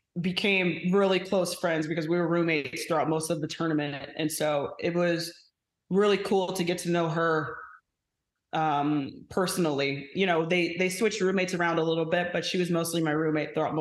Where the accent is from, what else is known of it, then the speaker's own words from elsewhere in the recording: Phoenix, Arizona, United States; moved away; back in my hometown